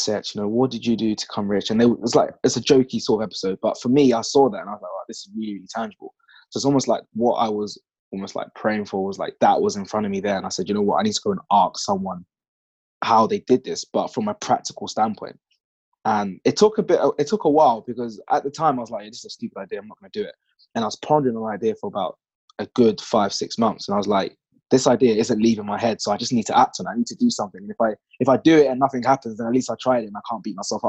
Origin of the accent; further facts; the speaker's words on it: London, United Kingdom; I grew up in East London on a council estate